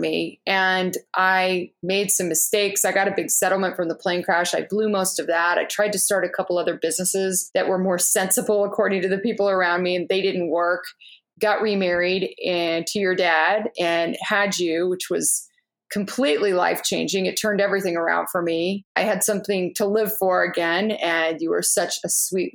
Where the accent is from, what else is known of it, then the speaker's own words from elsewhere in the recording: Orange County, California, United States; I grew up in Orange County.